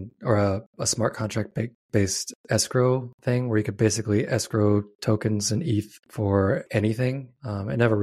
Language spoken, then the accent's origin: English; Nebraska, United States; I grew up in Nebraska